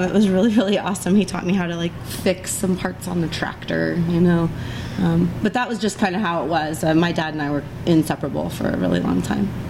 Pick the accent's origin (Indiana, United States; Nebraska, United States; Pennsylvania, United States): Indiana, United States; Carroll County; I was born and raised in farm country, 50 miles north of uh, Indianapolis in Carroll County